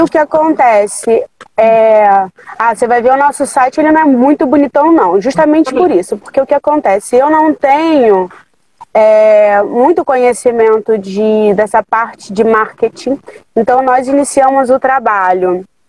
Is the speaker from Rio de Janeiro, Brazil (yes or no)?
yes; São João de Meriti, Rio de Janeiro, Brazil; o lugar onde eu nasci, onde eu me criei e me desenvolvi. Eu tive as oportunidades iniciais, então eu abri o laboratório aqui na Baixada.